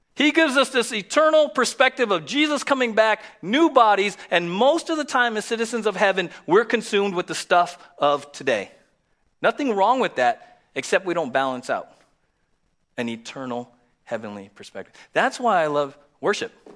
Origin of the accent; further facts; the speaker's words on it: San Diego, California, United States; We were born and raised in the States